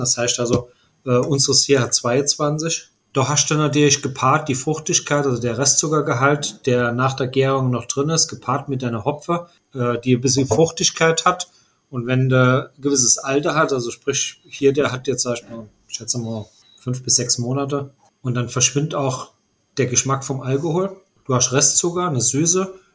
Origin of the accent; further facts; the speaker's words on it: Saarland, Germany; bei uns im Saarland